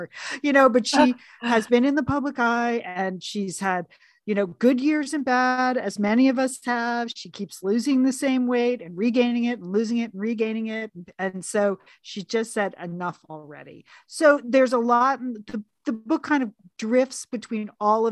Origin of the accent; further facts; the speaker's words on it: New York area, United States; now in Los Angeles, United States; growing up in New York area